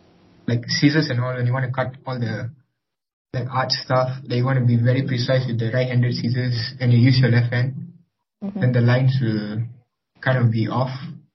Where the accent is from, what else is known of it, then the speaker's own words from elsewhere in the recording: Kuala Lumpur, Malaysia; I'm 19 and I'm Indian from Kuala Lumpur.